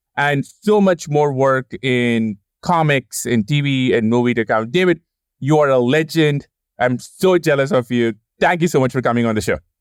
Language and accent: English; India; moved away; growing up in India